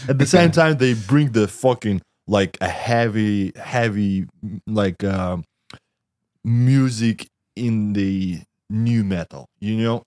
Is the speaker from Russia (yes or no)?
yes; Russia; I'm from Russia